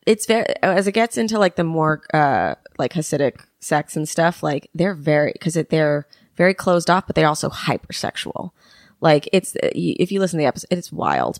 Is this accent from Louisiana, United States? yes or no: no; New York City, New York, United States; I grew up here